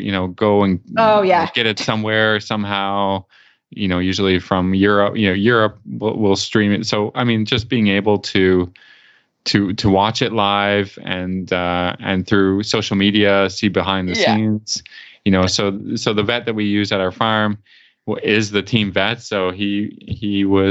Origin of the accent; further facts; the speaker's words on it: Canada; I'm Canadian